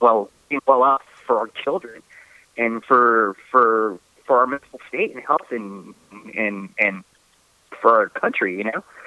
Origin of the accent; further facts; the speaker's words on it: California, United States; I grew up in California